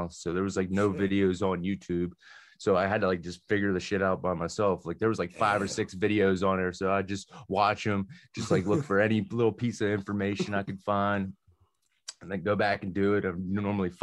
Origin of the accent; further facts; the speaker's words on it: Mount Pleasant, Pennsylvania, United States; now in Jeannette, United States; I'm in Jeanette now, but I'm originally from Mount Pleasant. Spent majority of my life